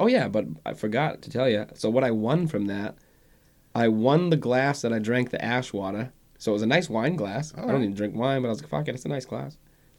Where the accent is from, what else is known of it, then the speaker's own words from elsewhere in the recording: Eastbrook, Maine, United States; Eastbrook. Little tiny town called Eastbrook.